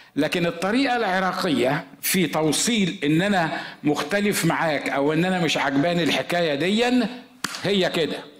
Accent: Egypt; moved away as an adult; also born or lived in Los Angeles, United States; انا مصري زي ما انتم عارفين واحنا مصريين عندنا طريقه في الكلام كده

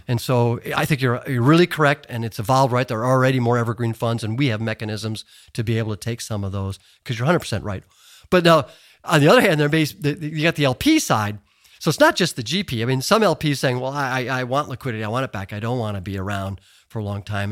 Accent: Chicago, Illinois, United States; moved away as an adult; I was just a Chicago boy

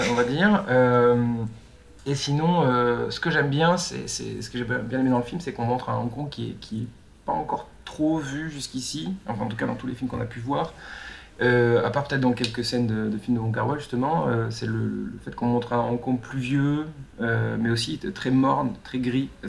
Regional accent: France; en tant que Français

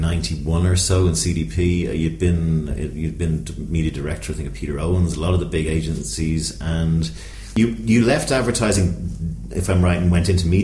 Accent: Dublin, Leinster, Ireland; my hometown in Dublin.

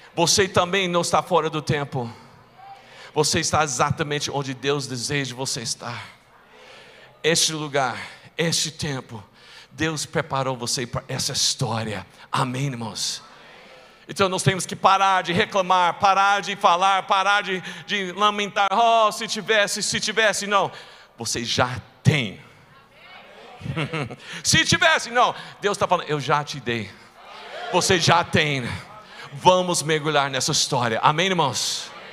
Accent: rural Texas, United States; moved away; eu nasci em uma cidade pequenininha, lá no interior do Texas

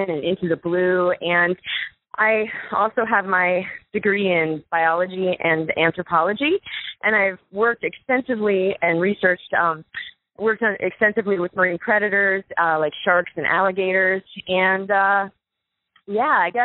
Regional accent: Florida Keys, United States; moved away as an adult; now in Boulder, United States; I grew up in the Florida Keys surrounded by, you know, living on a rock surrounded by the beautiful ocean

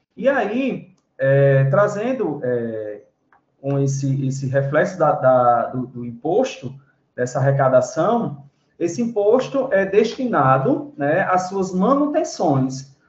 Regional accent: Brazil; nós, brasileiros

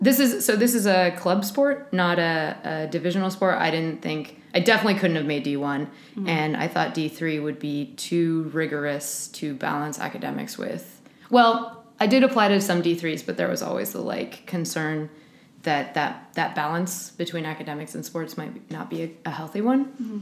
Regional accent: Oakland, California, United States; Oakland, California.

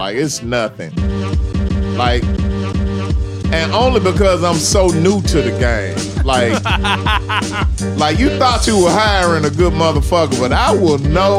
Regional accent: Memphis, Tennessee, United States; Murder Capital episode of Southern Vanguard. I'm from Memphis.

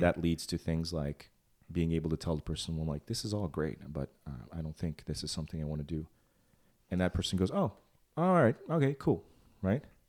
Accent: Transylvania, Romania; moved away; I was born in Transylvania.

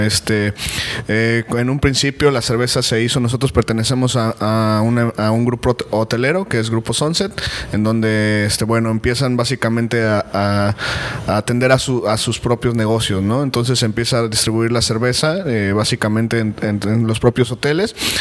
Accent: Mexico City, Mexico; now in Cancún, Mexico; yo soy originario de la Ciudad de México, pues ya ah, llevamos radicando aquí eh, 10 años en, Cancún

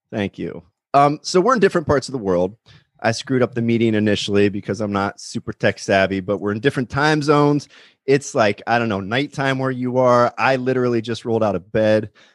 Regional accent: Pennsylvania, United States; moved away as an adult; also born or lived in Nashville; now in Los Angeles, United States; I grew up in Pennsylvania. I'm in, I'm in Los Angeles now

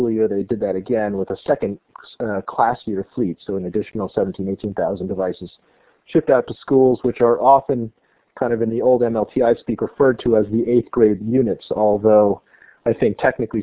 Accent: California, United States; moved away as an adult; also born or lived in New Jersey; now in Maine, United States; Originally, I was born in New Jersey, but pretty much grew up in California

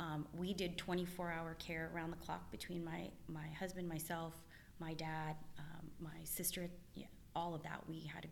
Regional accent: Boston, Massachusetts, United States; also born or lived in Southern California; now in Northern California, United States; I am originally from Boston, so I have a lot of family there.

